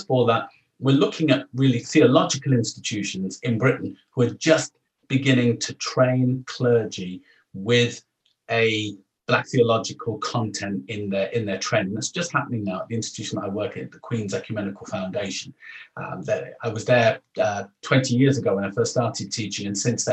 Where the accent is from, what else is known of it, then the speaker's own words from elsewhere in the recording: Jamaica; as a Jamaican